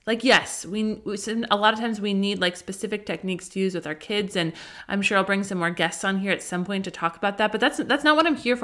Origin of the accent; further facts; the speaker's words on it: Colorado, United States; now in Southern California, United States; I grew up in Colorado